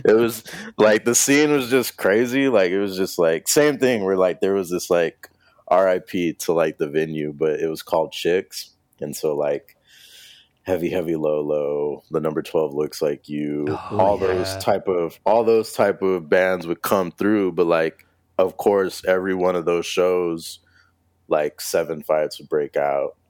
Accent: El Paso, Texas, United States; moved away as an adult; also born or lived in Austin; I'm from El Paso, Texas.

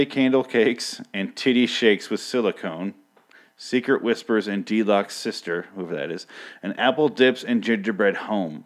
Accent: Michigan, United States; I grew up in Michigan

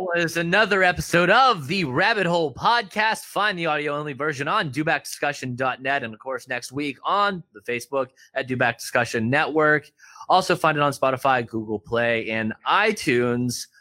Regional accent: Pittsburgh, Pennsylvania, United States; I grew up in Pittsburgh

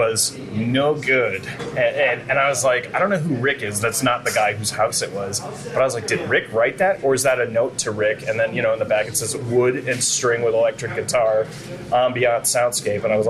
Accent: Gloucester, Massachusetts, United States; also born or lived in Arizona; I'm from New England. I was actually born in Gloucester

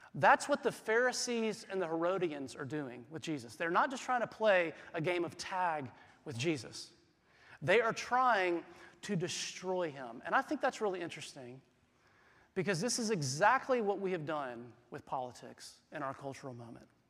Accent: South Carolina, United States; moved away as an adult; I grew up in the Southeast, I grew up in South Carolina.

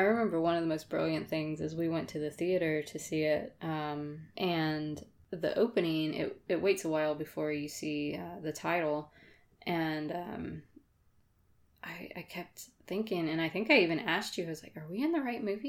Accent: Florida, United States; moved away; also born or lived in Madison County, Georgia; I was from Florida

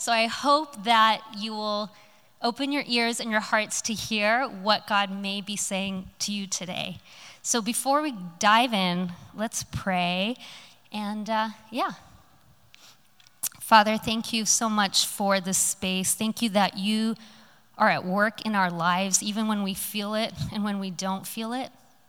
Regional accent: Hong Kong; now in Los Angeles, United States; So I grew up in overseas in Hong Kong. I spent many years of my life there. And then I moved to a tiny little town called Los Angeles after that.

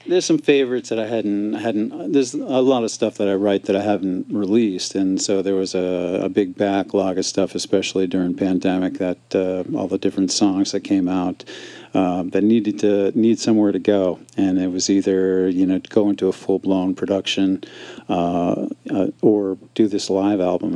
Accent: Maine, United States; moved away as an adult; also born or lived in Northeast Kingdom, Vermont; now in Vermont, United States; I grew up in the state of Maine

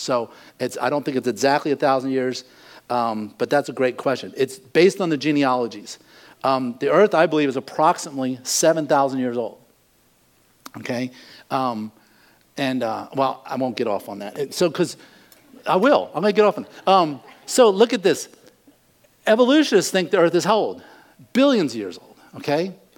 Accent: United States; I'm an American. That's my nationality.

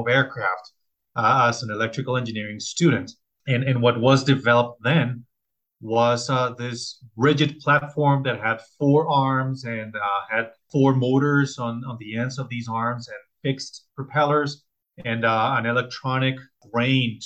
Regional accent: Colombia; I'm originally from Colombia

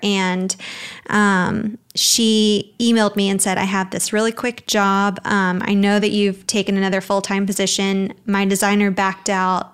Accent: Birmingham, Alabama, United States; moved away as an adult; now in Dallas, United States; I'm originally from Birmingham, Alabama, but I moved to Dallas almost five years

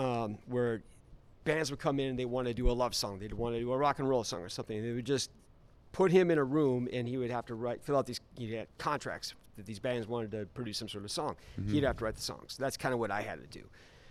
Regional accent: Omaha, Nebraska, United States; born there; I was born in Omaha.

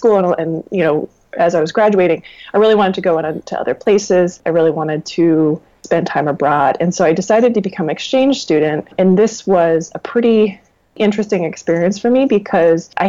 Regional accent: rural Vermont, United States; I actually grew up in rural Vermont, and I was raised on a goat farm

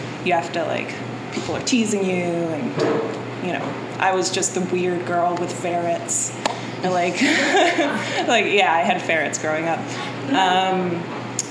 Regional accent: Connecticut, United States; I was born in Connecticut, 30 minutes outside of New York City, in a really wealthy neighborhood

